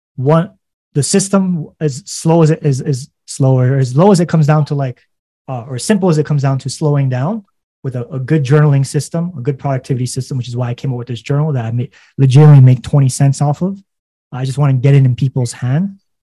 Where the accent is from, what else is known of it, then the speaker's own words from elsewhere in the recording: Hawaii, United States; I was born and raised in Hawaii.